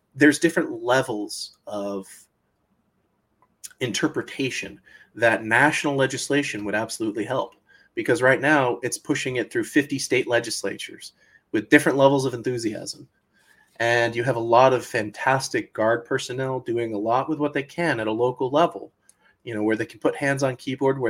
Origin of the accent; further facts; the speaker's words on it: Florida, United States; You know, I grew up in Florida. Everybody could tell you hurricanes were a natural part of life. It was embedded in our psychology.